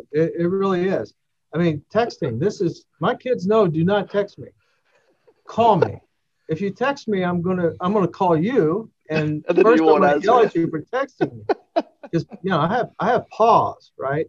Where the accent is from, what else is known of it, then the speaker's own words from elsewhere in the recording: Kentucky, United States; I'm from Kentucky